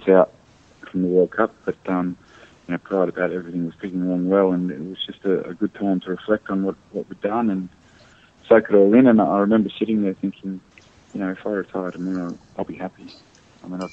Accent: Australia; As an Australian

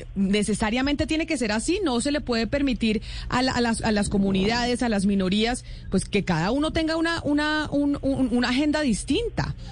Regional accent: Colombia; como colombianos

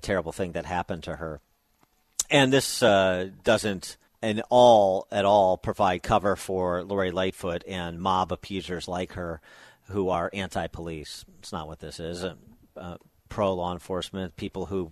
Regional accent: Chicago, Illinois, United States; I know it as a Chicagoan

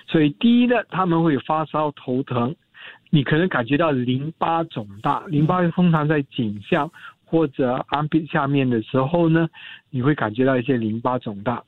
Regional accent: Singapore; 我们新加坡人

